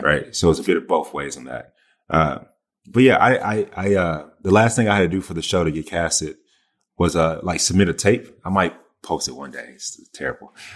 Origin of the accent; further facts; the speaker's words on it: the South, United States; I'm from the South. I say, "Yes, ma'am, no, ma'am, yes, sir, no, sir."